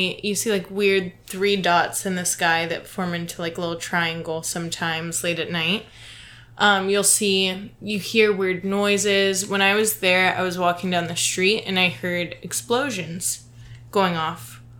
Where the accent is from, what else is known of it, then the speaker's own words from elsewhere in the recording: Ohio, United States; moved away; I'm from Ohio, as you could probably tell by James's weird song. But where I'm from, there's a huge Air Force base that is known for aliens.